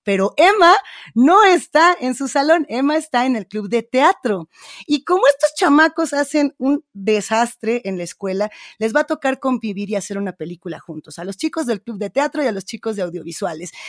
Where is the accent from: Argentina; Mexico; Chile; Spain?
Mexico; en México tenemos ejemplos bien interesantes de radios negras o de programas que están haciendo esto mismo y que tenemos que recuperar